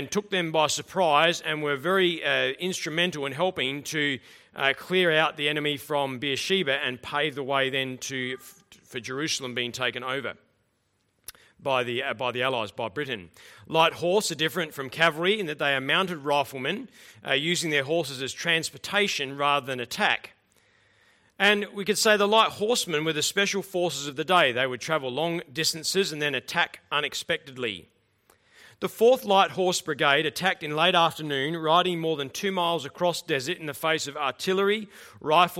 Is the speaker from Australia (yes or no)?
yes; Australia; as an Australian